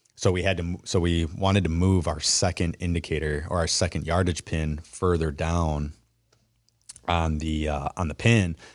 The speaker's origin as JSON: {"language": "English", "region": "Wisconsin", "country": "United States", "tie": "born or raised there", "said": "growing up in Wisconsin"}